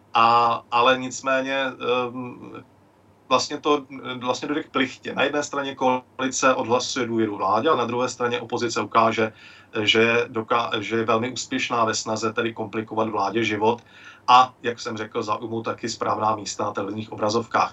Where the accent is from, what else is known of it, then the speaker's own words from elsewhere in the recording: Klatovy, Plzeň Region, Czechia; now in Mikulov, Czech Republic; v mém rodišti v Klatovech